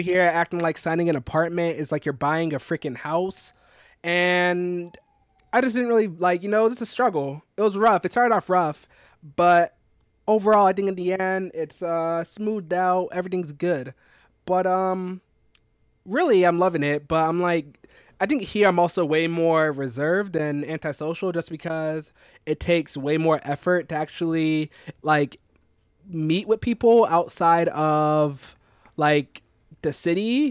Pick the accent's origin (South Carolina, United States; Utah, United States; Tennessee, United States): South Carolina, United States; moved away as an adult; now in New York City, United States; I'm from South Carolina